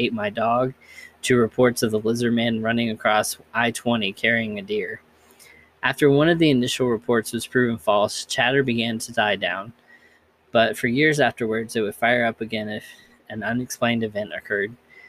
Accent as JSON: {"language": "English", "region": "Kentucky", "country": "United States", "tie": "born or raised there", "said": "I grew up in Kentucky and heard about the Kelly Green Men, aka the Hopkinsville Goblins."}